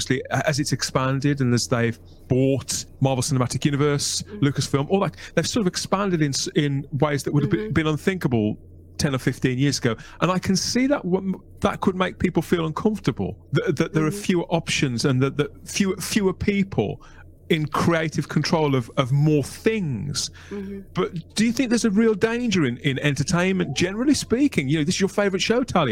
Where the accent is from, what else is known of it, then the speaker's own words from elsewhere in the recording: United Kingdom; as a Brit.